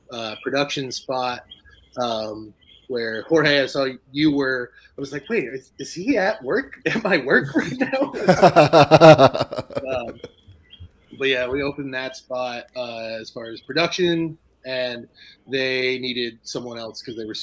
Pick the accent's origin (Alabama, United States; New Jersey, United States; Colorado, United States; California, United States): New Jersey, United States; also born or lived in Illinois; now in Asheville, United States; Um, I grew up in New Jersey, and then went to Illinois for a little bit, worked at a brewery there, and then ended up in North Carolina.